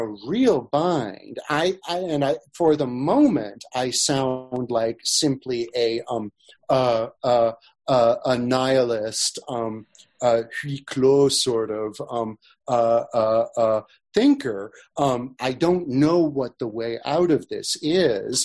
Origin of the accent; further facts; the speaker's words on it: Sacramento, California, United States; Sacramento where I grew up